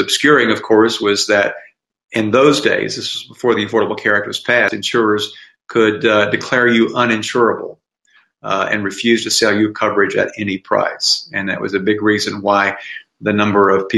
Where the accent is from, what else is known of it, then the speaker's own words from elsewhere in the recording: Tennessee, United States; now in Philadelphia, United States; I grew up in Tennessee. Now I live in Philadelphia